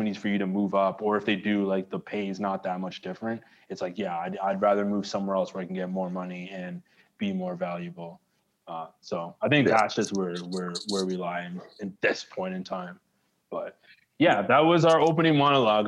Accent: Toronto, Ontario, Canada; I grew up in Toronto

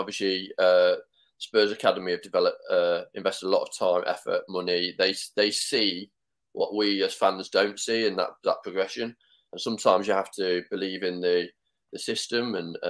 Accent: Nottingham, East Midlands, United Kingdom; I'm from Nottingham

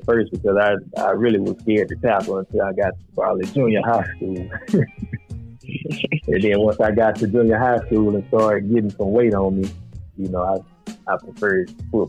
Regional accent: Alabama, United States; now in Texas, United States; I'm originally from Alabama.

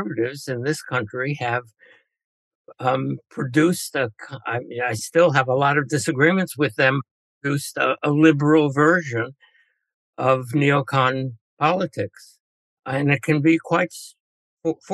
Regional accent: United States; born or raised there

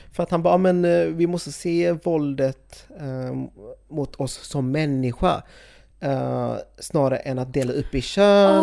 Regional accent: Sweden; jag är född i Sverige, jag är ju etnisk svensk

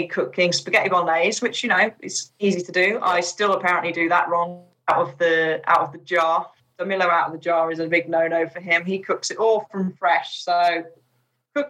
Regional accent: United Kingdom; also born or lived in Chipping Norton; now in Bourton-on-the-Water, United Kingdom; being a British driver

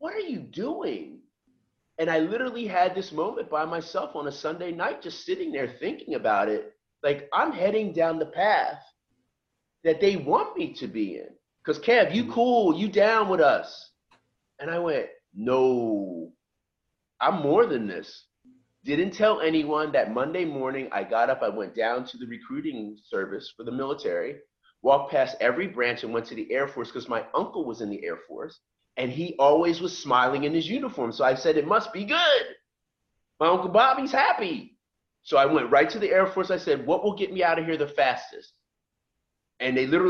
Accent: just outside Philadelphia, Pennsylvania, United States; moved away as an adult; I was this black kid from that neighborhood just outside Philadelphia

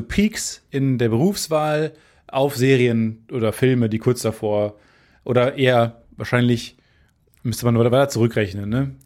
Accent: Germany; ich komme aus Carmen

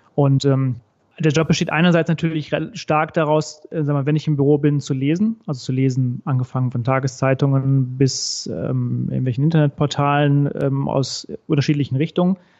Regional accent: Recklinghausen, North Rhine-Westphalia, Germany; moved away as an adult; now in Frankfurt, Germany; Bin gebürtig aus dem Ruhrgebiet, also äh, im Recklinghausen geboren, zwischen Dortmund und Bochum

